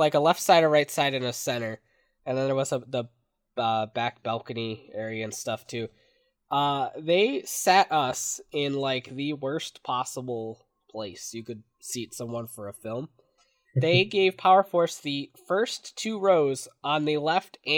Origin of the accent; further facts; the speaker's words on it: Michigan, United States; I'm from Michigan